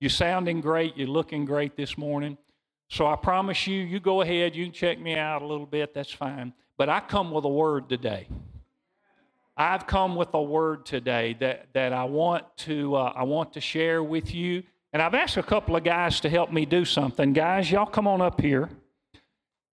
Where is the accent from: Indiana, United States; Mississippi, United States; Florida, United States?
Mississippi, United States; We're from Mississippi